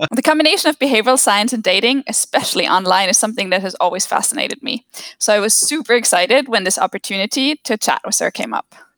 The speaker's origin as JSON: {"language": "English", "country": "Germany", "tie": "born or raised there"}